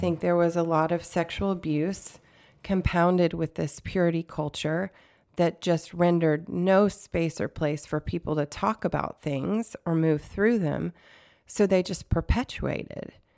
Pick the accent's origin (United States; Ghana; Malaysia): United States; the South; I grew up in the South